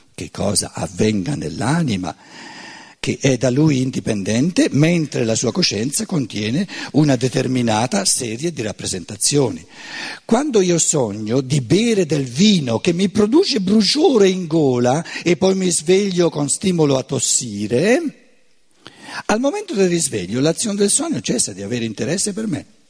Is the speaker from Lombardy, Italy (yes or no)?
no; Tuscany, Italy; neanche come toscano